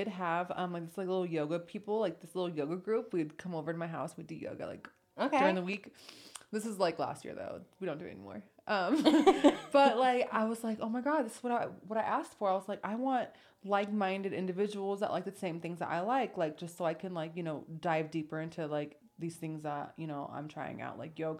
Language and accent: English; West Coast, United States; same country. Just, you know, you're from the East Coast, I'm from the West Coast.